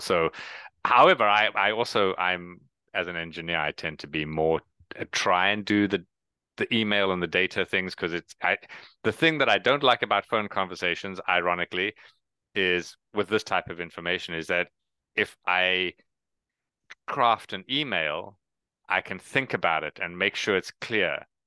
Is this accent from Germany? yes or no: no; South Africa; moved away; also born or lived in Canada; I am originally from South Africa, which is why I have the accent and no one else does